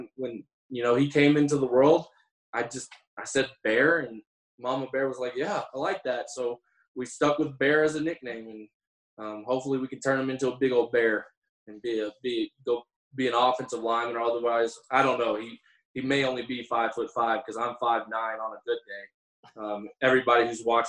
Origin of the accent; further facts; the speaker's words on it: Texas, United States; moved away as an adult; now in Reno, United States; I'm from Texas. I'm from the South.